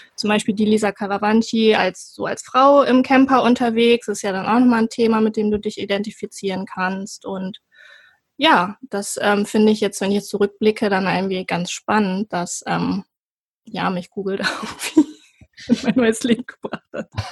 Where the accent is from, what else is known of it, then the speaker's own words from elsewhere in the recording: Cuxhaven, Lower Saxony, Germany; bin geboren in Cuxhaven an der Nordsee